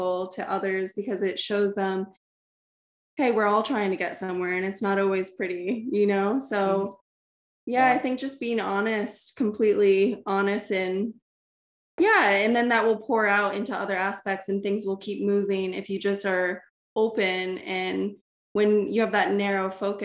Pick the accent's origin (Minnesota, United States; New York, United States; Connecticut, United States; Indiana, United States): Connecticut, United States; moved away as an adult; now in Australia; growing up in Connecticut, that's where I'm from.